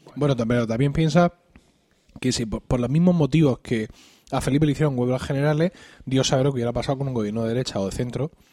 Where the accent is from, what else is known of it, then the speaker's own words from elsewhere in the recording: Blanca, Region of Murcia, Spain; En mi pueblo, como hubiera mencionado, en, Blanca, en Blanca aquí en Murcia